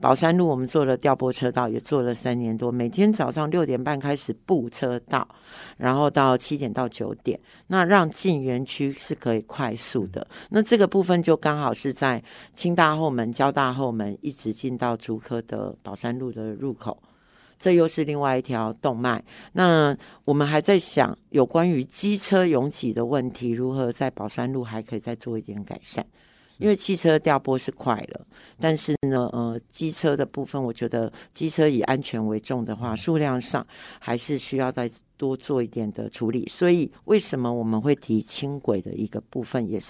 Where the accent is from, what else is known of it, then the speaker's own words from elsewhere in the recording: Hsinchu, Taiwan; 我曾经计算过，呃，我们新竹人的 time value 大概啊差不多每分钟每小时是三四百块左右